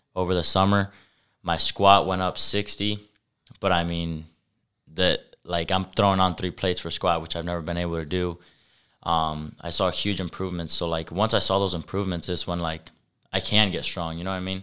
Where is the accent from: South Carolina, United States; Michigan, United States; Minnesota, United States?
Michigan, United States; Sturgis; also born or lived in LaGrange, Indiana; I was born in LaGrange, Indiana, which is about half hour from here, west, but I was raised in Sturgis, Michigan